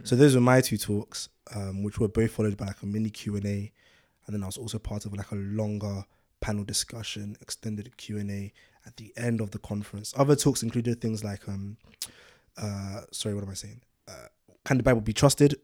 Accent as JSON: {"language": "English", "region": "London", "country": "United Kingdom", "tie": "born or raised there", "also_born_or_lived": "Ibadan, Nigeria", "said": "I was born in Nigeria, Ibadan, and moved to London when I was six"}